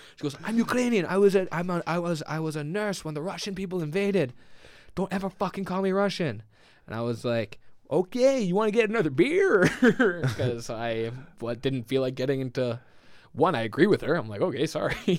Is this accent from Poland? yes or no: no; Winnipeg, Manitoba, Canada; I grew up in the west of the West End, so we l, grew up in the most western of ends.